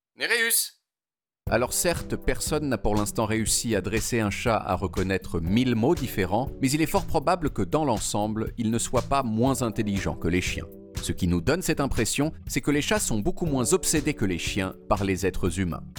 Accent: Portugal; Quand j'étais petit, au Portugal

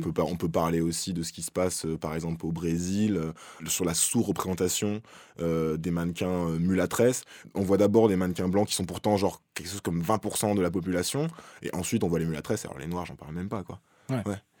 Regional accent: France; chez nous en France

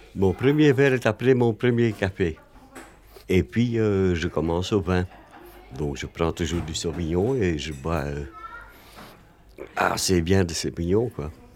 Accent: Flanders, Belgium; now in Brussels, Belgium; je suis né en Flandre, mais je suis un très mauvais flamand

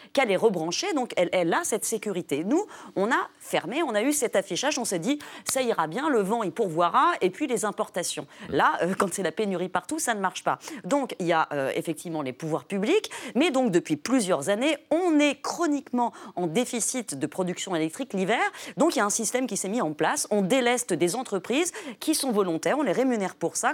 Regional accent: France; also born or lived in New York, United States; je suis française.

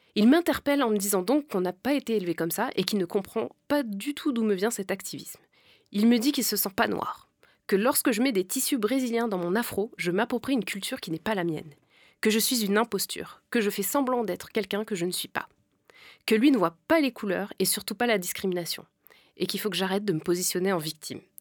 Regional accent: France; nous, on est nés ici, en fait. On est déjà assimilés

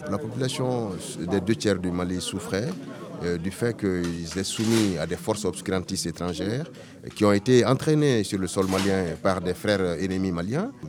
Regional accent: Dakar, Senegal; born there; Je suis né à Dakar, la capitale de l'Afrique occidentale française.

